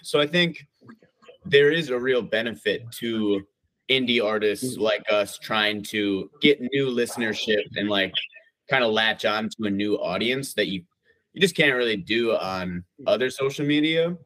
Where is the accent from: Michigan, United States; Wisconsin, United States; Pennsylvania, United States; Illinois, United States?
Wisconsin, United States; now in Minneapolis, United States; we're actually all from Wisconsin, just like oh different oh parts of Wisconsin.